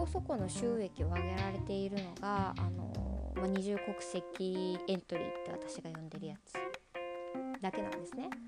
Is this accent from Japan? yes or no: no; United States; born there; とアメリカで生まれたんですけど